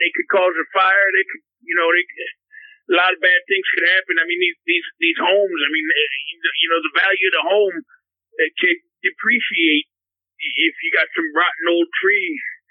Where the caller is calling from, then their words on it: Naples, Florida, United States; Yes, Benny. I'm calling from Naples, Florida.